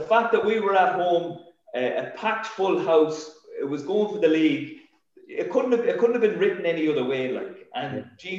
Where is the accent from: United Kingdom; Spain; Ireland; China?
Ireland; Sligo, Connacht; my best year in football was that year winning a league title with my hometown club.